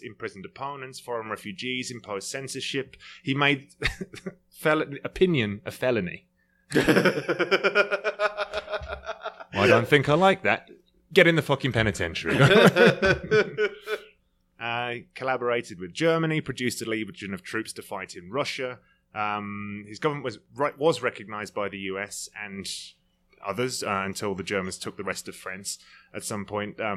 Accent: United Kingdom; being a Brit

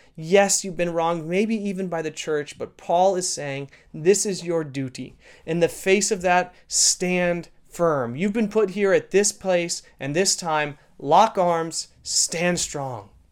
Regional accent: Canada; being a Canadian citizen

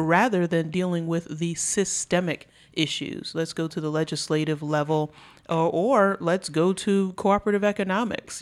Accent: New York, United States; moved away; I grew up in New York.

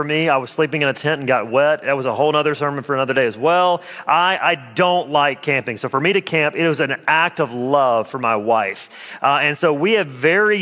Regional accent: Alabama, United States; moved away as an adult; also born or lived in Jamaica Plain, Boston; now in Boston, United States; I'm from Alabama.

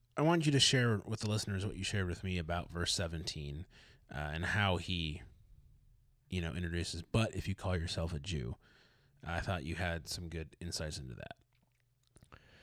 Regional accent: Detroit, Michigan, United States; I'm from Detroit

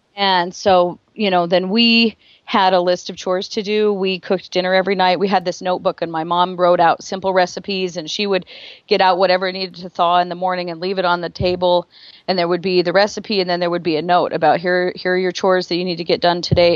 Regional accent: Rexburg, Idaho, United States; also born or lived in Driggs, Idaho; I was born in Driggs, Idaho

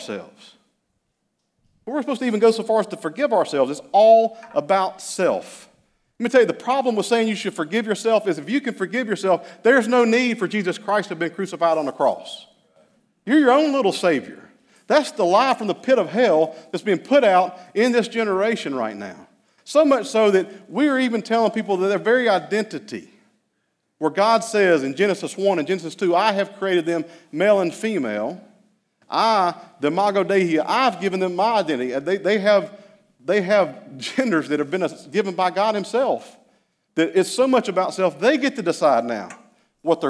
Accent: Hickory, North Carolina, United States; I grew up in Hickory.

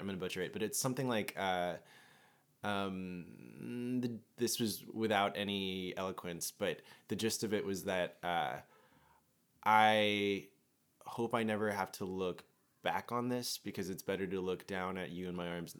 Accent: United States; having, like, an immigrant parent and growing up in America

